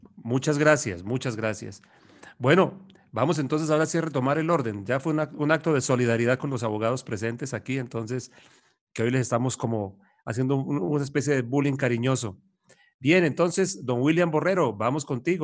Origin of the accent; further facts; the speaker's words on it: Bucaramanga, Santander, Colombia; Todos somos de Bucaramanga